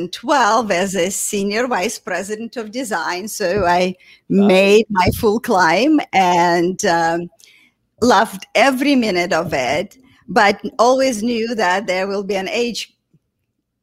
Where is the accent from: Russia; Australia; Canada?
Russia; moved away as an adult; also born or lived in St. Petersburg, Russia / New York, United States; I grew up in a small town west of Moscow, about 4 hours from Moscow